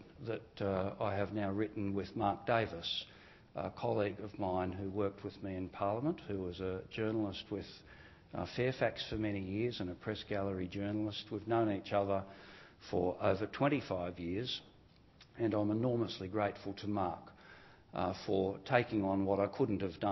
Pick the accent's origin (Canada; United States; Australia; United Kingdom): Australia; New South Wales; It was a pretty poor area. There were new housing developments being put in place by the Housing Commission in New South Wales